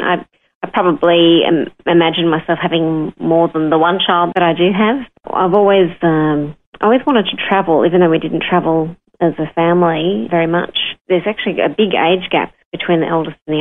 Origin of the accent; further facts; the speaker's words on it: Sydney, New South Wales, Australia; also born or lived in Blue Mountains; Pretty much born and bred in Sydney